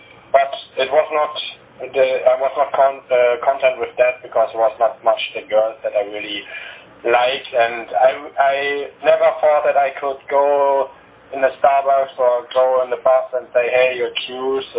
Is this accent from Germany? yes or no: yes; Germany; English is a second language; I was born here in Germany. I cannot speak Bulgarian.